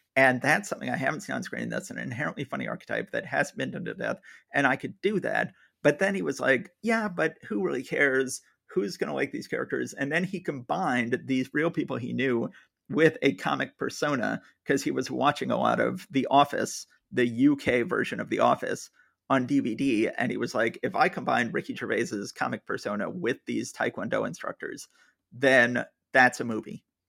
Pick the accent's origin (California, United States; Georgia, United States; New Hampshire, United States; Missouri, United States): Georgia, United States; Atlanta; moved away; I was born and raised in Atlanta, Georgia